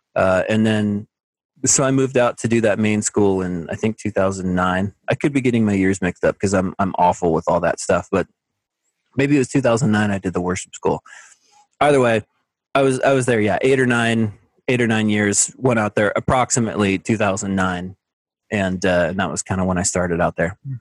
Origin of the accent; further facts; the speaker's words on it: McAlester, Oklahoma, United States; also born or lived in Houston, Texas / Edmond, Oklahoma; I was born in Texas. I lived there for a little while, but most of my life I grew up in Oklahoma